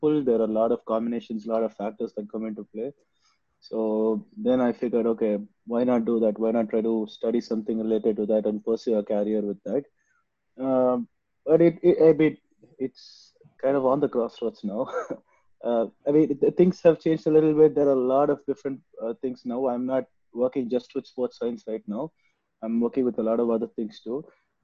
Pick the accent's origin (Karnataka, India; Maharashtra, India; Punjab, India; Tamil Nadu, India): Tamil Nadu, India; Chennai; also born or lived in Tiruchirappalli; I'm basically from Chennai. I did all of my schooling in Chennai